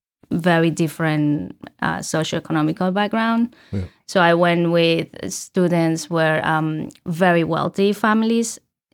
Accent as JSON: {"language": "English", "country": "Colombia", "second_language": "English", "said": "I mentioned already I'm from Colombia."}